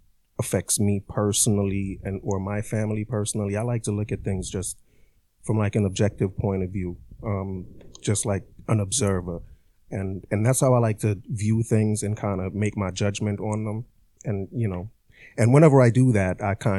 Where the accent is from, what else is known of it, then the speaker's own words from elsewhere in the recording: Jamaica; now in United States; My background is Jamaica. I grew up in Jamaica.